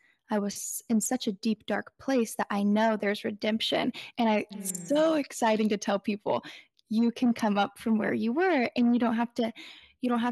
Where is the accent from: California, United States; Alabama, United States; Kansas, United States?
California, United States; Northern; I'm from Northern California. I've grown up pretty much in where I live. I was born in this county.